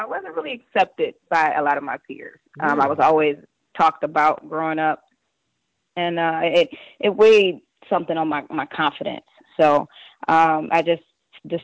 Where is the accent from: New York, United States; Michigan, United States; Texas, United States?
Michigan, United States; Detroit; now in Warren, United States; I actually grew up in Detroit